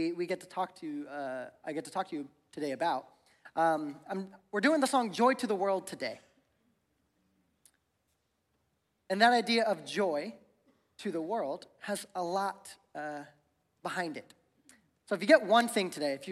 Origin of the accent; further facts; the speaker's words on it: Ohio, United States; moved away as an adult; now in Spokane, United States; I grew up in Ohio. I've been here for about 8 years, but growing up in Ohio, I literally learned how to drive in the snow and in the ice